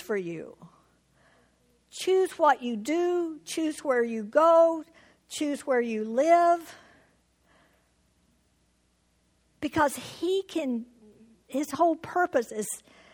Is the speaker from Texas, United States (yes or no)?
yes; Houston, Texas, United States; moved away as an adult; now in Tucson, United States; I was born in Houston, Texas, lived all my life in Texas until we moved to Tucson in Arizona 41 years ago.